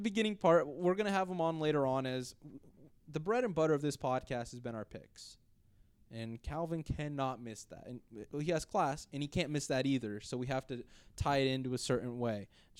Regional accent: California, United States; moved away; I'm from California and I moved out here, so there's a lot of Raider fans where I was.

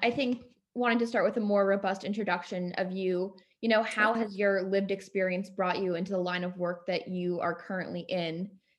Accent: New York City, New York, United States; I am a senior from New York City.

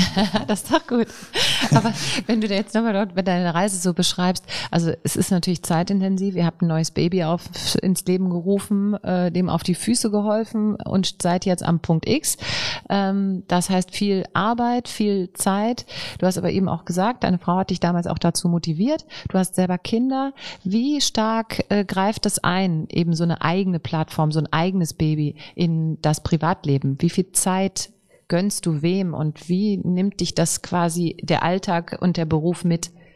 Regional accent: Rhineland, Germany; wir sind ja Rheinländer. Wir sind fröhlich

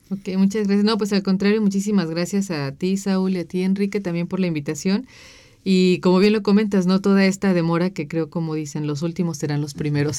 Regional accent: Michoacán, Mexico; Michoacán, ¿no? Que es de donde yo soy.

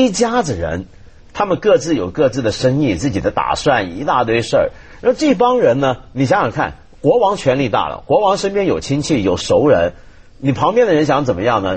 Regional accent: China; 我们中国人

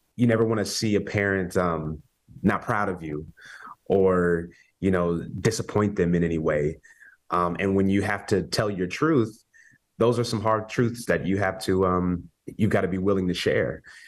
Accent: Kansas, United States; we're both from Kansas

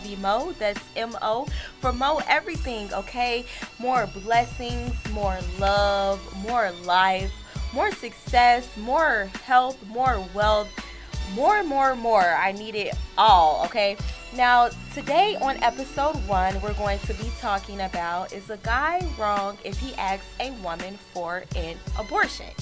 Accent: Chicago, Illinois, United States

